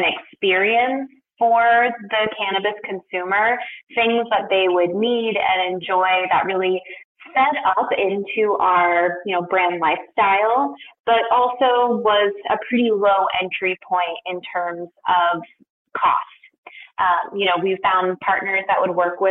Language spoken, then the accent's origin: English; Portland, Oregon, United States; moved away as an adult; also born or lived in New York; I moved from New York to my hometown of Portland, Oregon